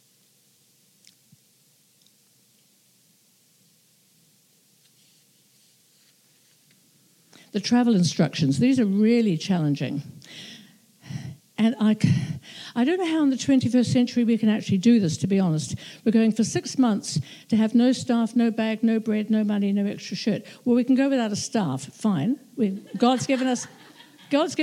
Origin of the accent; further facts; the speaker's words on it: New Zealand; being a New Zealander